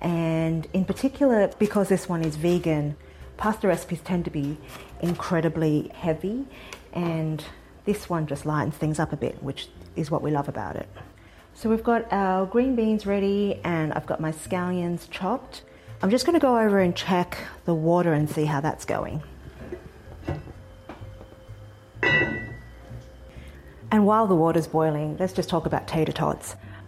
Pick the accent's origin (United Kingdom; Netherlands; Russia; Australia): Australia; Sydney, New South Wales; now in United States; My family and I moved to the US from Sydney, Australia about 6 years ago